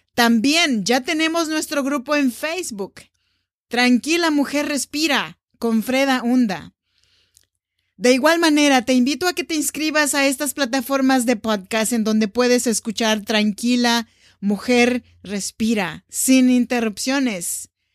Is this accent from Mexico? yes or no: yes; Oaxaca, Mexico; now in Sacramento, United States; Soy nacida en Oaxaca, México